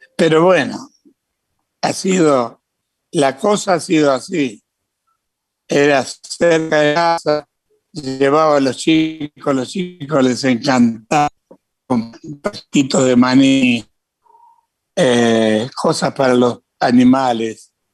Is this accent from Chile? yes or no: no; Santa Fe, Argentina; moved away; also born or lived in Córdoba / Buenos Aires; En Santa Fe, ciudad donde yo nací, yo cantaba de pibe, pantalones cortos